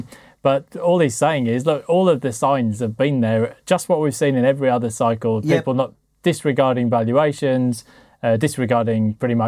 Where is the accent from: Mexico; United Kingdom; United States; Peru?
United Kingdom; Sheffield, Yorkshire and the Humber; I grew up in Sheffield, and because there was a famous football disaster there at the Hillsborough Stadium